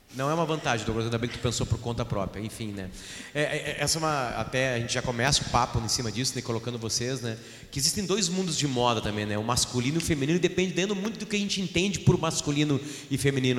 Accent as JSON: {"language": "Portuguese", "town": "Alegrete", "region": "Rio Grande do Sul", "country": "Brazil", "moved": "yes", "said": "eu saí do Alegrete, do Alegrete eu usava calça grande com fudírio caído"}